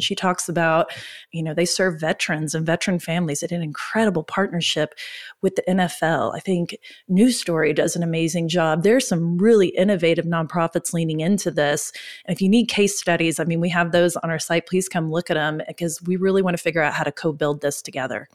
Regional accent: Oklahoma, United States; We're from Oklahoma.

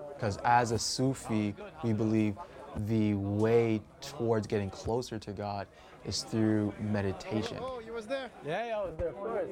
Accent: Mount Vernon, New York, United States; I'm from Mount Vernon, New York

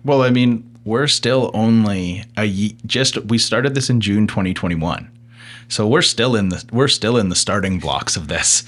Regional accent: the Okanagan, British Columbia, Canada; being born and raised in the Okanagan, living now in West Kelowna with a young family

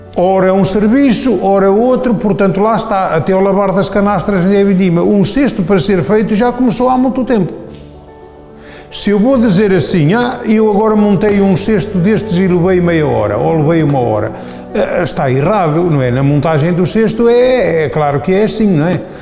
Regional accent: Silgueiros, Viseu, Portugal; Sou de Silgueiros e adoro a minha profissão

